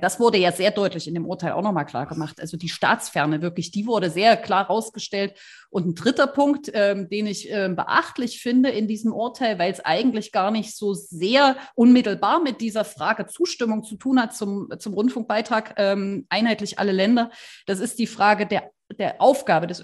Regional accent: Saxony, Germany; bei uns in Sachsen

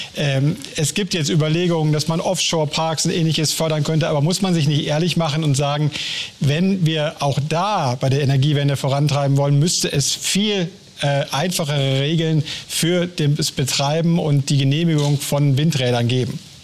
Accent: Germany; als Deutsche

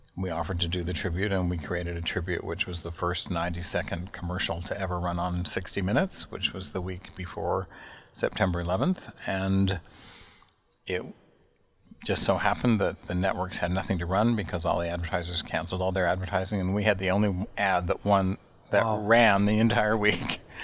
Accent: Salt Lake City, Utah, United States; moved away as an adult; also born or lived in Chicago / New York; I'm from Salt Lake City, Utah. I grew up in the Mountain West uh, of the United States

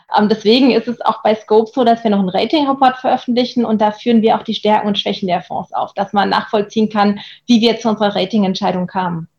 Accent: Germany; für mich als Deutsche

